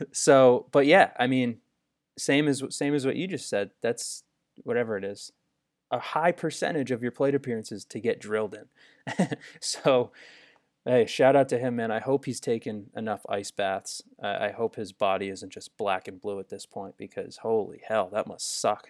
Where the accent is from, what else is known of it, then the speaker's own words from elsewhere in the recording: Northeast, United States; Growing up in the Northeast